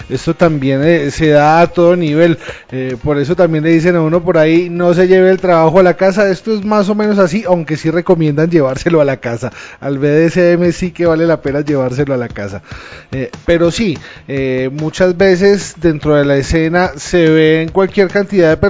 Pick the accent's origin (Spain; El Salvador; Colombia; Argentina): Colombia; No es lo mismo en nuestra tierrita, acá somos bastante pacatos como colombianos, a lo que puede ser, no sé, Noruega.